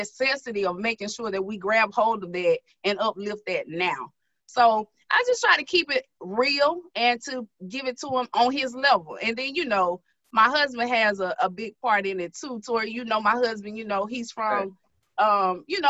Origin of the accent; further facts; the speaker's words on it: Starkville, Mississippi, United States; moved away as an adult; also born or lived in Jackson, Mississippi; now in Baton Rouge, United States; I'm from Starkville, Mississippi.